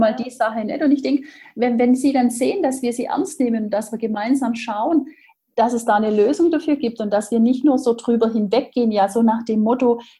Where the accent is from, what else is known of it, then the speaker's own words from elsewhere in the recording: Baden-Württemberg, Germany; ja, wie man bei uns im Schwabenland sagt, geschwind